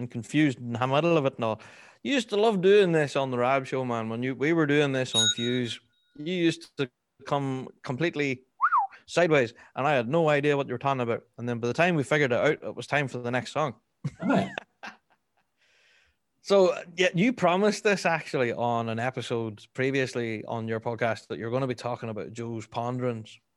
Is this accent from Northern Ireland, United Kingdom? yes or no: yes; Northern Irish, Northern Ireland, United Kingdom; we're Northern Irish